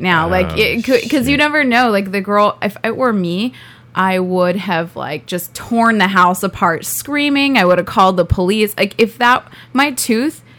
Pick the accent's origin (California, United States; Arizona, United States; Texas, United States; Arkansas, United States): California, United States; Thousand Oaks; Thousand Oaks